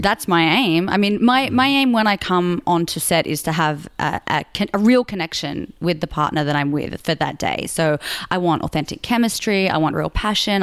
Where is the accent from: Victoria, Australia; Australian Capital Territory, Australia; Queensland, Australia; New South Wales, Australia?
New South Wales, Australia; Sydney; moved away as an adult; also born or lived in Melbourne, Australia; now in Los Angeles, United States; I grew up in Sydney, and then I, I did high school there, and then I moved to Melbourne uh, to do my university degree.